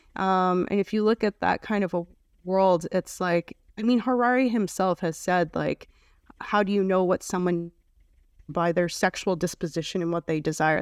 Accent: Canada; I'm from Canada

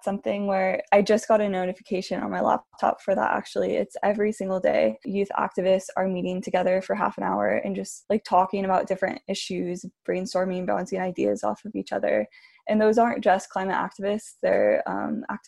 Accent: Miami, Florida, United States; also born or lived in Southern California; now in Ojai, United States; I've lived here for like 10 years now maybe, but I'm originally from Miami.

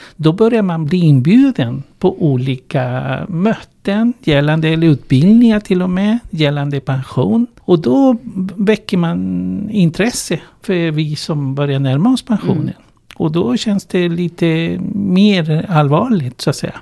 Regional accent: Chile; Swedish is a second language; moved away as an adult; now in Sweden; Jag kommer ursprungligen från Chile

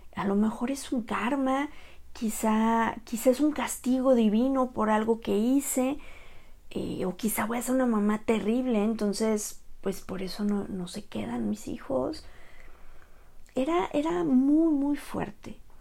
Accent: Mexico; Soy la primera mexicana en ser asesora en duelo gestacional y perinatal

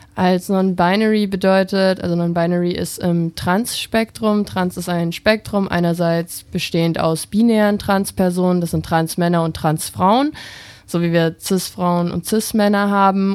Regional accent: Bavaria, Germany; ich komme aus Bayern, in so einem kleinen Dorf dort an der mhm. Grenze zu Österreich

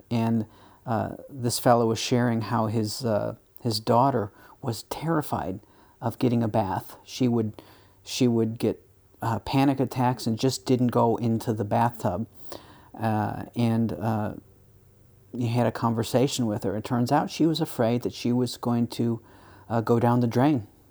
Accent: United States; as an American

